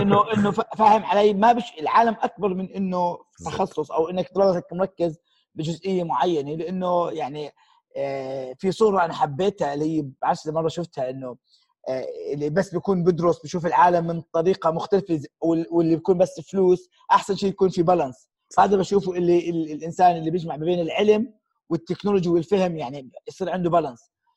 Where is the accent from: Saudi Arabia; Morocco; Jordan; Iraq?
Jordan; احنا كاردنيين الاصل